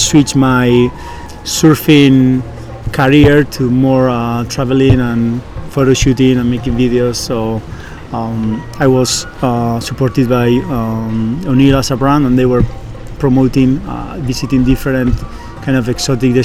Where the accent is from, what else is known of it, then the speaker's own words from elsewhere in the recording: Basque Country, Spain; moved away as an adult; now in Austin, United States; I'm from the Basque country in Spain